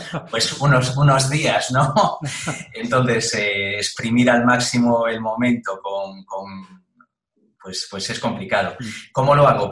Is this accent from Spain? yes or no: yes; Galicia, Spain; now in Madrid, Spain; yo que soy gallego aquí